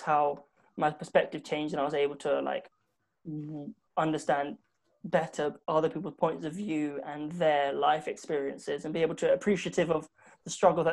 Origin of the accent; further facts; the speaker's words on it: London, United Kingdom; growing up in South London